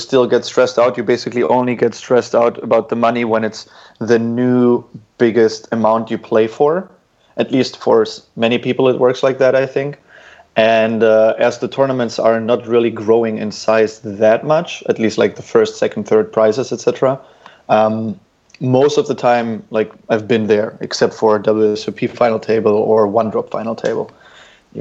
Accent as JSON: {"language": "English", "town": "Dortmund", "region": "North Rhine-Westphalia", "country": "Germany", "tie": "born or raised there", "also_born_or_lived": "St. Petersburg, Russia / Munich, Germany", "moved": "as an adult", "said": "I grew up in Germany, therefore, in Western Germany, which is just in a medium-sized to big-sized city called Dortmund."}